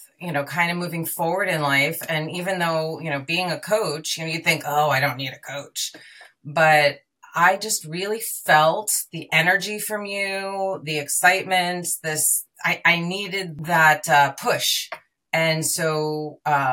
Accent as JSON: {"language": "English", "region": "New York", "country": "United States", "moved": "yes", "lives_now": "California, United States", "said": "I live in California. I'm originally from New York"}